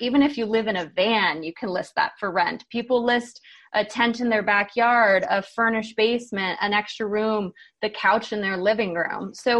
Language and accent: English; Hawaii, United States; now in Boulder, United States; I grew up in Hawaii, which is not really an entrepreneurial market.